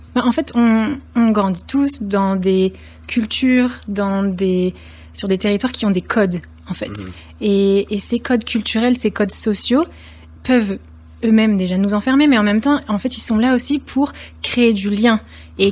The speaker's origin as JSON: {"language": "French", "town": "Lyon", "region": "Auvergne-Rhône-Alpes", "country": "France", "said": "je suis lyonnaise"}